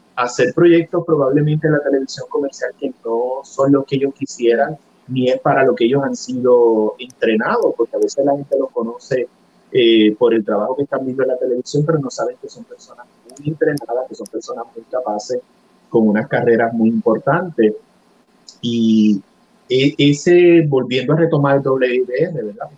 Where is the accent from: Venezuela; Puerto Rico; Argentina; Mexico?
Puerto Rico; first language Spanish; nuestra identidad cultural como puertorriqueños